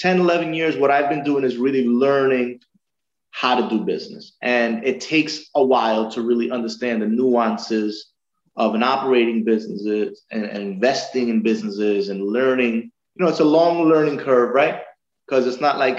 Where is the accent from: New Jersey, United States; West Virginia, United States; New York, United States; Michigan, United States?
New York, United States; New York City; I was born in Corona, Queens. My parents are from